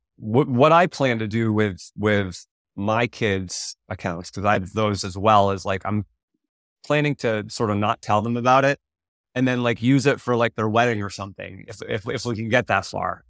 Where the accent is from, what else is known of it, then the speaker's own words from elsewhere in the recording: Vermont, United States; moved away as an adult; also born or lived in Connecticut; I was a kid from Vermont that came down to run, to run for UConn